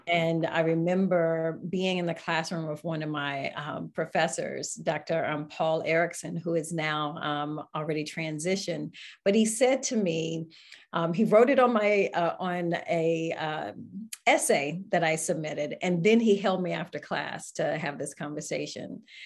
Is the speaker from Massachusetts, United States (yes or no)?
no; Greensboro, North Carolina, United States; Greensboro, North Carolina